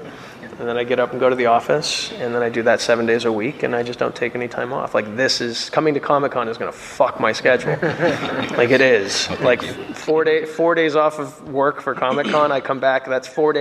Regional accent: Phoenix, Arizona, United States; growing up in Phoenix, Arizona

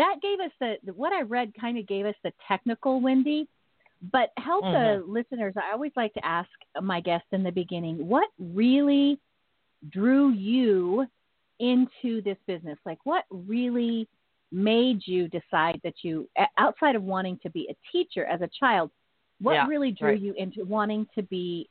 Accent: Northern California, United States; being born and raised in Northern California

